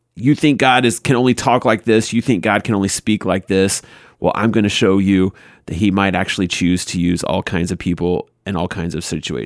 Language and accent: English; the South, United States; I grew up in the South